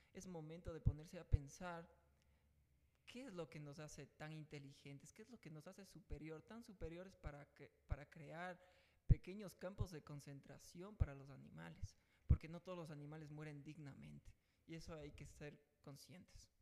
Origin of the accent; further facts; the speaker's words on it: Ecuador; la corrupción que tenemos metida eh, como ecuatorianos